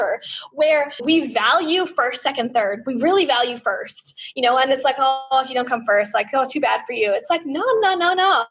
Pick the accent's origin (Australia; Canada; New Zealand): Australia; We, as an Australian Olympic team